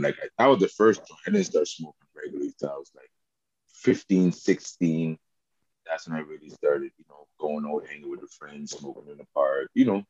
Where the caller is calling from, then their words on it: Montreal, Quebec, Canada; Hi, I'm joining you from Montreal, Little Burgundy, a.k.a. Burgs.